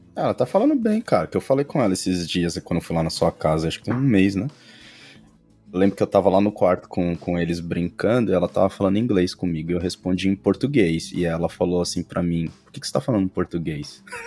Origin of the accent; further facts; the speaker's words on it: São Paulo, Brazil; moved away as an adult; also born or lived in Europe; a gente é do Brasil, São Paulo